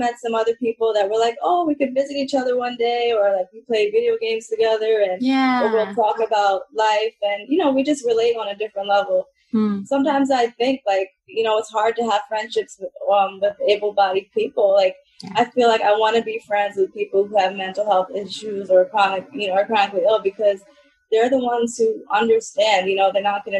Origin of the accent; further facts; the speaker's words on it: Middletown, New York, United States; I grew up in here in Middletown, New York, you know, where I still am today